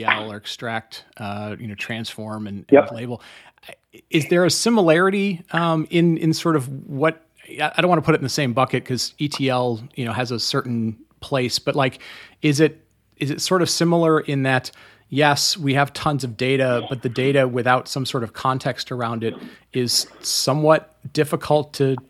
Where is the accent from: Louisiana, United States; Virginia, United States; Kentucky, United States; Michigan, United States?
Michigan, United States; I grew up in Michigan